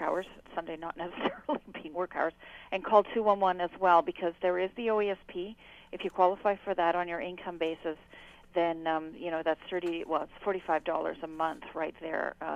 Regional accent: United Kingdom; also born or lived in Canada; now in Bruce Grey County, Ontario, Canada; I'm British by birth

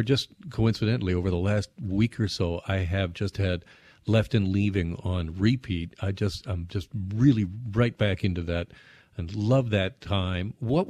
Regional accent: Burlington, Ontario, Canada; … from my hometown of Burlington.

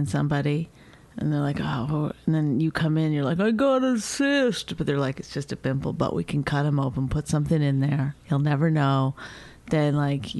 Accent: Canada; I'm Canadian

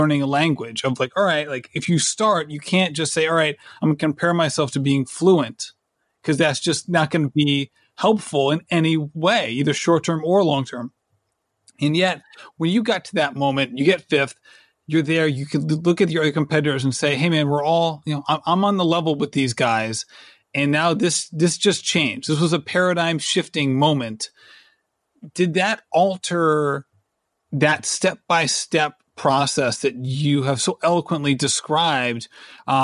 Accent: Rhode Island, United States; also born or lived in Manchester, Connecticut; I basically moved to Rhode Island pre-kindergarten

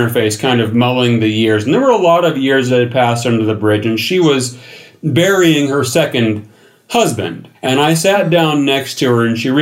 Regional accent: the Ozarks, United States; moved away; the Ozarks. And this turns into kind of an impromptu tour of my hometown

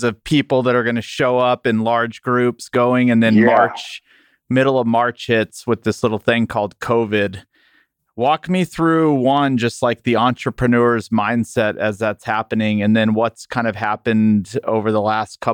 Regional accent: El Paso, Texas, United States; I'm from El Paso, which is the furthest west

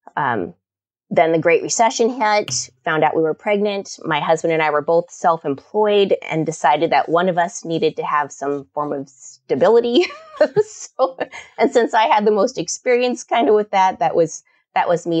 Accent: Kodiak, Alaska, United States; now in Oregon, United States; I grew up on Kodiak Island in Alaska and in the seventies

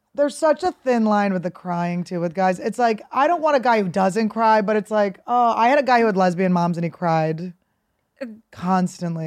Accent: Philadelphia, Pennsylvania, United States; also born or lived in New York; now in Los Angeles, United States; I'm from Philadelphia.

